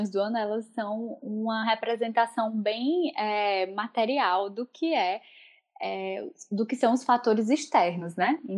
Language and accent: Portuguese; Northeast Region, Brazil; moved away; Bom, como uma boa nordestina, eu posso dizer que essa, inclusive, foi uma das minhas principais mudanças sentidas na, é, nesse processo de morar em outro país